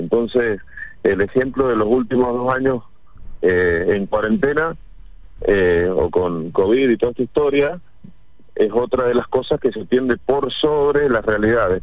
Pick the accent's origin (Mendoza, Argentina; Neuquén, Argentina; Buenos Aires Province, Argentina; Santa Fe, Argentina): Mendoza, Argentina; cuando era chico yo veía, juntábamos 7, 8 millones de kilos de, aceituna sin salir de la provincia